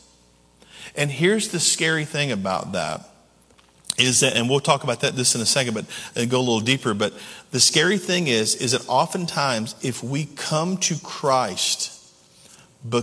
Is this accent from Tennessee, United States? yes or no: yes; Camden and Waverly, West Tennessee, United States; moved away; my original hometown was in West Tennessee. It was in Camden and Waverly, Tennessee